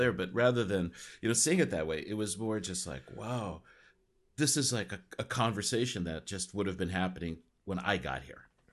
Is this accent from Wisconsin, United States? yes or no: no; Los Angeles, California, United States; moved away; I grew up in L